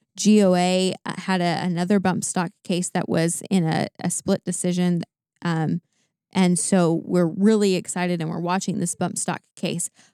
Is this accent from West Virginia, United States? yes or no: no; Tennessee, United States; going back to Tennessee, 'cause I, you know, it's my home state.